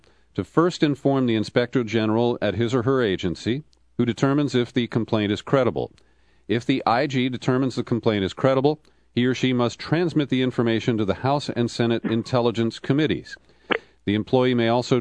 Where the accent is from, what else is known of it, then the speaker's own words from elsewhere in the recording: California, United States; I'm from California